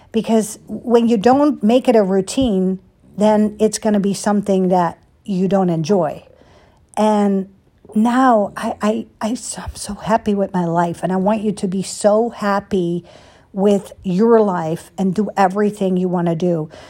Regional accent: Netherlands; moved away; growing up in Holland

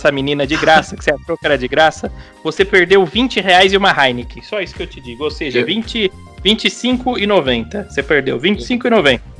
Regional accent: Quebec, Canada; born there; Eu sou canadense. Eu nasci no Canadá.

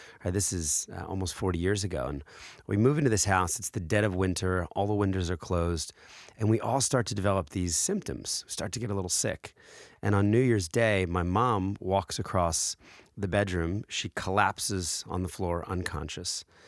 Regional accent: New Jersey, United States; also born or lived in Philadelphia, Pennsylvania; when I was four, uh, we moved, uh, to a, a drab gray house in South Jersey

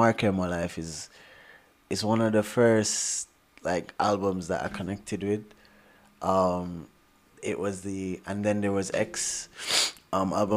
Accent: Jamaica; moved away; I grew up in Jamaica, apart from my brothers

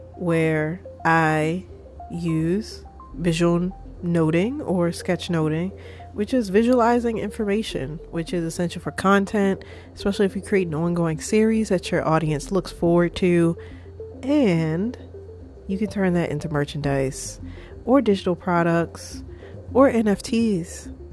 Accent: Baltimore, Maryland, United States; I am originally from Baltimore. I live in Baltimore, Maryland

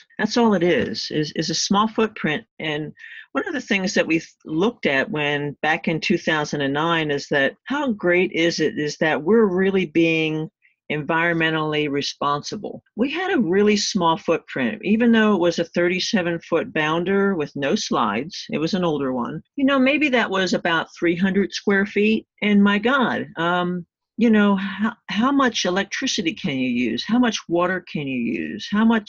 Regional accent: Texas, United States; We are originally from Texas, and we find ourselves making our way back to a few places that we always love when we're in our RV

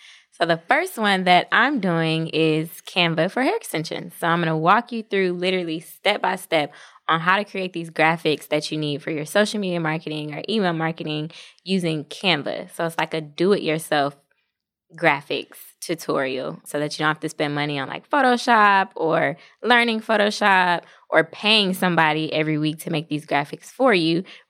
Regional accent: New Jersey, United States; My hometown.

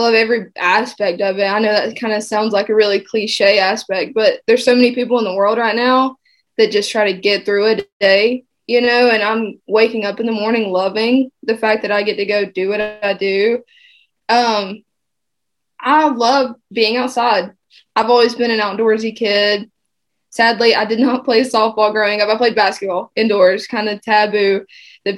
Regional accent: South Georgia, United States; moved away as an adult; also born or lived in Baltimore; now in South Carolina, United States; I'm from South Georgia

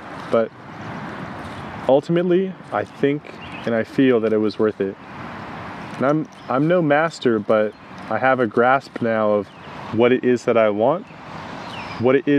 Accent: United States; I grew up in the United States, very traditional childhood, nothing out of the ordinary.

